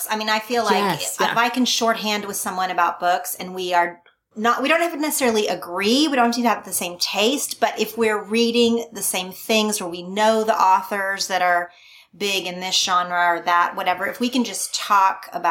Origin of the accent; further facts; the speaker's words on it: Oklahoma, United States; moved away; also born or lived in California; My race, my religion, my politics were very in line with most other people that I knew growing up in Oklahoma.